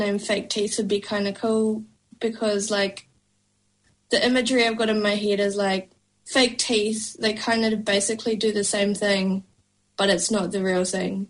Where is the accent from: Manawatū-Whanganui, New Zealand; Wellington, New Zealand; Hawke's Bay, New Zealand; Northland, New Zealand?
Wellington, New Zealand; moved away as an adult; now in Auckland, New Zealand; growing up in Wellington